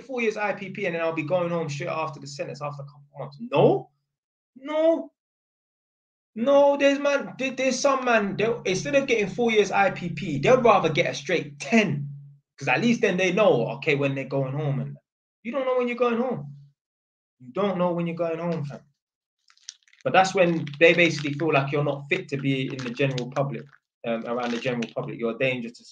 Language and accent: English; London, United Kingdom; I didn't even tell him I was from Edmonton